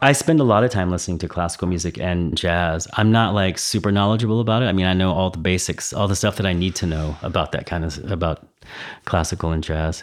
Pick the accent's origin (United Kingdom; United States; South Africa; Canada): United States; Texas; now in Berlin, Germany; I'm from Texas, so I, you know, I was born in Texas